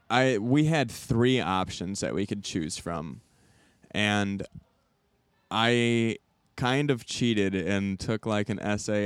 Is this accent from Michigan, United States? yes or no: yes; Southwest Michigan, United States; moved away as an adult; now in Chicago, United States; I'm from Southwest Michigan